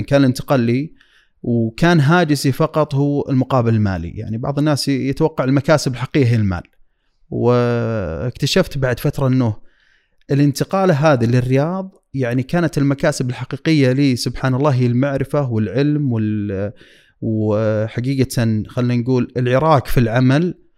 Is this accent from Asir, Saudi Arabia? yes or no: no; Dammam, Eastern Province, Saudi Arabia; moved away as an adult; now in Riyadh, Saudi Arabia; طفولتي كانت يعني في الشرقية وحياتي ودراستي وبداية عملي